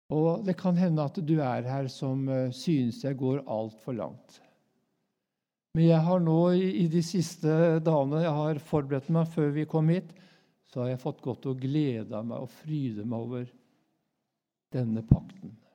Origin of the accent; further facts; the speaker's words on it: Norway; jeg er jo nordmann